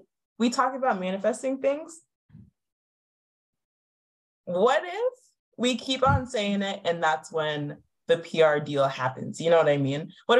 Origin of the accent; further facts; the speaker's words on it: Florida, United States; I grew up in Florida.